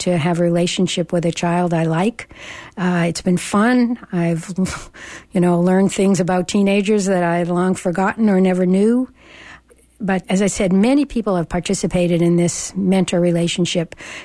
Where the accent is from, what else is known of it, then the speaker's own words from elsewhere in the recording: Boston, Massachusetts, United States; now in Berkeley, United States; I come from Boston.